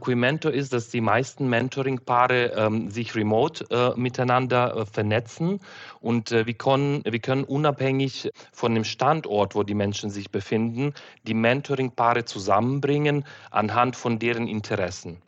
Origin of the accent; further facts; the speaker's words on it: Uzhhorod, Zakarpattia Oblast, Ukraine; German is a second language; moved away as an adult; now in Germany; in meine Heimatstadt Uschgorod in der Ukraine